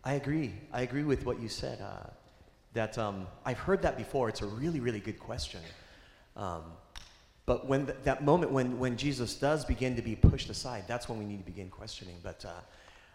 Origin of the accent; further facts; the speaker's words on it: Japan; now in United States; I was born in Japan